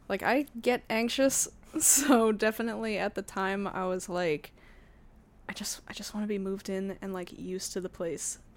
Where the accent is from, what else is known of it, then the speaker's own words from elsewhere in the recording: New York, United States; moved away as an adult; now in Montreal, Canada; I need to know what it's like as a New Yorker